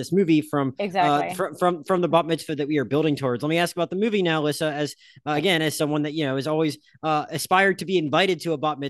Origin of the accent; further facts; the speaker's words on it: Pensacola, Florida, United States; now in Los Angeles, United States; I grew up in Pensacola, Florida in a Sunday school class of like six